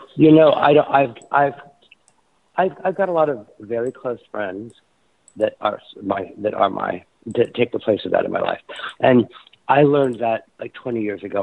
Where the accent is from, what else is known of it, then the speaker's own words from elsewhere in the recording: Indiana, United States; moved away; also born or lived in New York City; growing up in Indiana